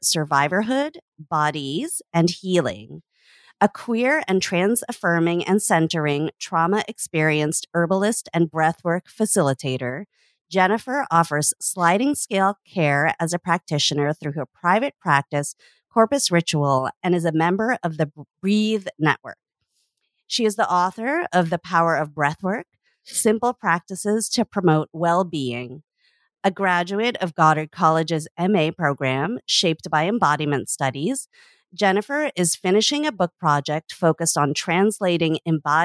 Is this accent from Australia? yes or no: no; Canada; I grew up in Canada